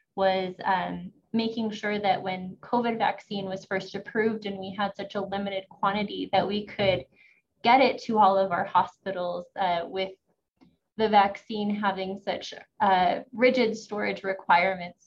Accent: Santa Fe, New Mexico, United States; I was born and raised here in Santa Fe, New Mexico

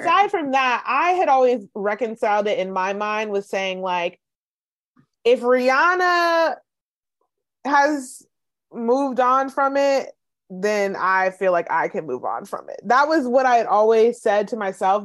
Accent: the South, United States; we're from the South

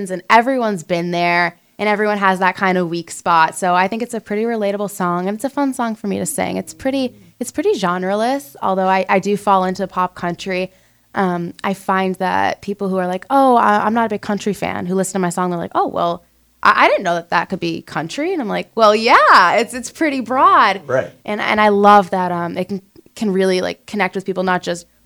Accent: North Reading, Massachusetts, United States; moved away as an adult; now in Nashville, United States; North Reading. How it's a little bit north of Boston. It's a pretty rural town, small town, about 30 minutes from Boston, 30 minutes to New Hampshire, and um, 30 minutes to the coast.

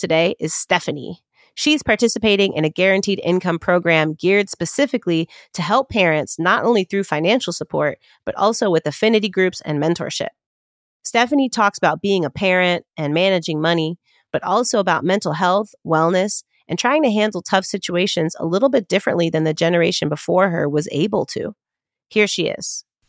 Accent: Chicago, Illinois, United States; my hometown of Chicago

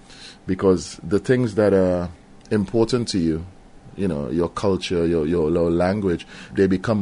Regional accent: Trinidad & Tobago; moved away as an adult; now in London, United Kingdom; I'm becoming more Trinidadian the longer I stay away from the Caribbean. It's impossible for me to become English. I can't do that. So, you know, I'm more Trinidadian, as I was saying, you know, than ever.

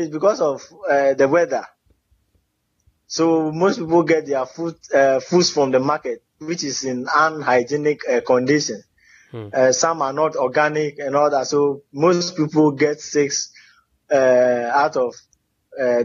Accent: Peki, Volta, Ghana; Peki Ajokwe is the name of my hometown. It is located along the Eastern Corridor Road, formerly known as the Kpandu-Hokwe Road in the Volta region of Ghana, West Africa.

